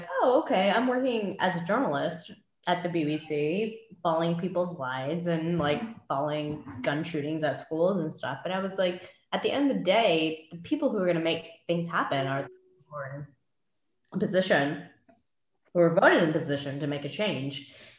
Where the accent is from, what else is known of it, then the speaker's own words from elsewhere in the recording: Yongsan, Seoul, South Korea; born there; And I was born in Korea.